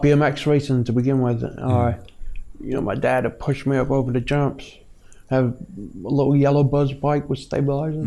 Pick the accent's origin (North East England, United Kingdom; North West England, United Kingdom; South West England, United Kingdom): North East England, United Kingdom; North Shields; moved away as an adult; now in California, United States; I grew up in Newcastle, North Shields